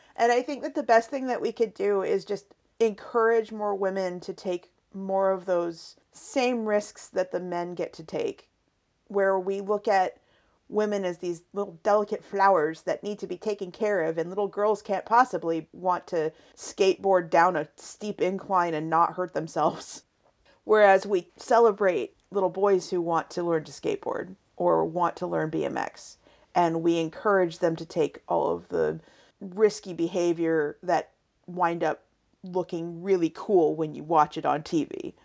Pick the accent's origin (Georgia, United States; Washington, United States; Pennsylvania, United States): Washington, United States; Seattle; moved away; we come from Seattle and I kept my team when we moved down south